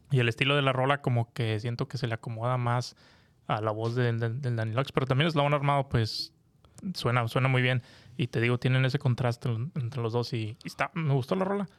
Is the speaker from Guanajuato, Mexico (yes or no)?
no; Monterrey, Nuevo León, Mexico; now in United States; yo que soy regiomontano